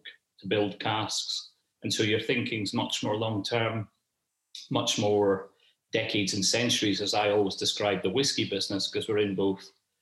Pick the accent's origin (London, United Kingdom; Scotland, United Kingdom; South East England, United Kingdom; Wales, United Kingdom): Scotland, United Kingdom; a Scot working in that global industry